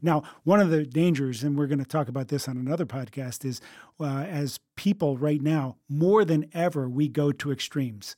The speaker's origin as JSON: {"language": "English", "country": "United States"}